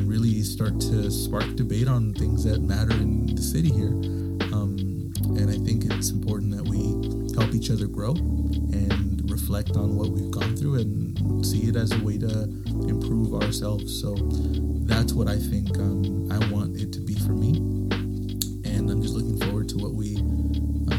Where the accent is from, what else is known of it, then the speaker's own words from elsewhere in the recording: San Pablo, California, United States; also born or lived in San Francisco, California; I grew up in San Pablo pretty much after 2001